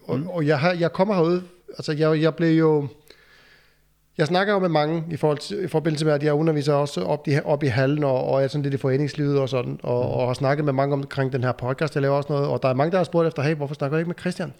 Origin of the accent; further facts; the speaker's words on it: Iceland; now in Aarup, Denmark; jeg kommer jo fra Island, så, så jeg kommer faktisk langvej fra.